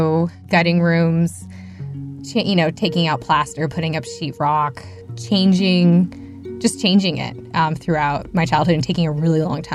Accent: Barnstead, New Hampshire, United States; I grew up in Barnstead, New Hampshire.

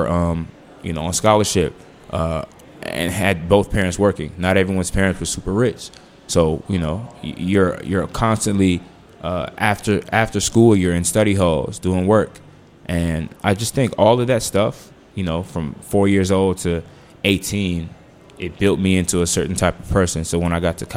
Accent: Washington, District of Columbia, United States; moved away; also born or lived in Los Angeles

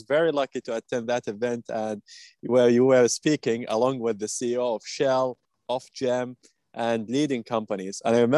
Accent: Saudi Arabia; English is a second language; And then you asked me, where are you from? And then when I said Saudi Arabia, and then we had very interesting discussion after the event.

